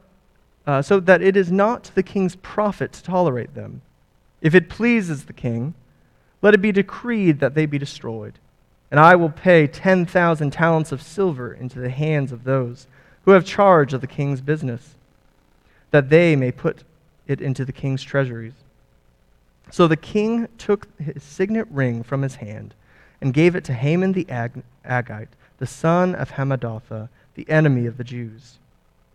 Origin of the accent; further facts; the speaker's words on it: California, United States; I'm from California, born and raised